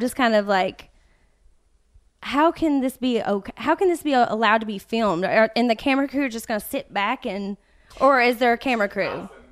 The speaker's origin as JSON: {"language": "English", "town": "Winchester", "region": "Kentucky", "country": "United States", "tie": "born or raised there", "moved": "yes", "said": "I was born and raised in Winchester, Kentucky."}